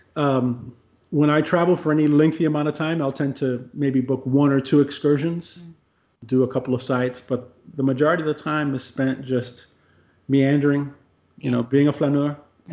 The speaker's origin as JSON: {"language": "English", "country": "United States", "said": "as an American"}